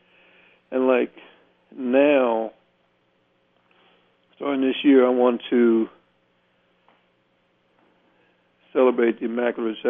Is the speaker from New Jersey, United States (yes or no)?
yes; Fort Dix, New Jersey, United States; I was born on Fort Dix in 1950, and he didn't retire until like 66, but was never transferred. And so I was able to grow up in one town, one school system.